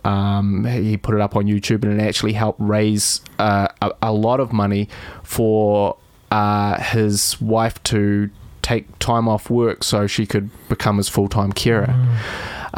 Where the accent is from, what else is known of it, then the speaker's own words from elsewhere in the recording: Dunedin, Otago, New Zealand; moved away as an adult; also born or lived in London; I was a guy from Dunedin. but I, I went from the smallest city to the biggest city